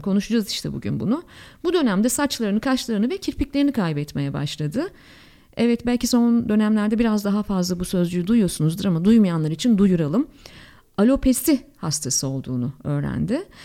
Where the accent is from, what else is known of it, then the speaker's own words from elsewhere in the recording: Ankara, Turkey; Ankaralıyım biliyorsunuz efendim biz su birikintisi gördüğümüzde deniz zannedebiliriz